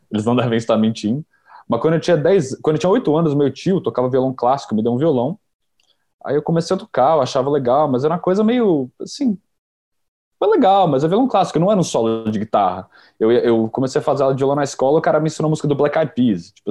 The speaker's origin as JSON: {"language": "Portuguese", "region": "São Paulo", "country": "Brazil", "said": "Eu sou de São Paulo."}